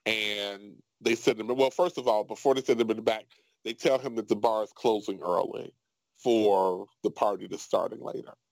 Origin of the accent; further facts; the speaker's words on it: Chicago, Illinois, United States; I grew up in Chicago. I grew up mm-hmm. on the south side of Chicago.